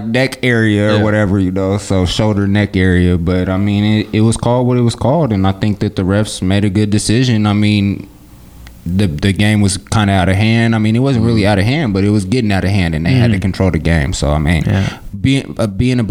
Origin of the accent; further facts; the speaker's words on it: Portland, Oregon, United States; I'm born and raised in Portland